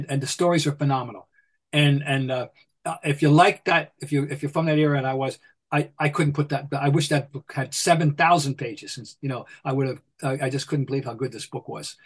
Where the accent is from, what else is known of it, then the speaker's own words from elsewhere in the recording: Trenton, New Jersey, United States; my hometown, Trenton, New Jersey.